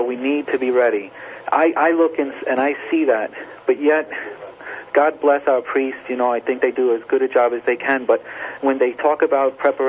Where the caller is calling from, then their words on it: Rockaway, New Jersey, United States; I'm calling from a hospital in Rockaway, New Jersey right now.